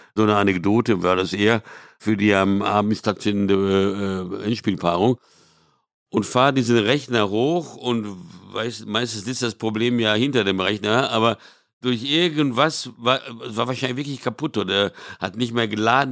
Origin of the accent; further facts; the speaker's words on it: São Paulo, Brazil; moved away; in São Paulo, wo ich aufgewachsen bin